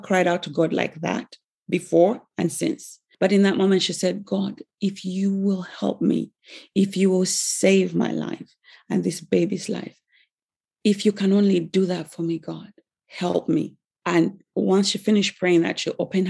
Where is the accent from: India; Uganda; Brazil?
Uganda; I'm from Africa, from Uganda in East Africa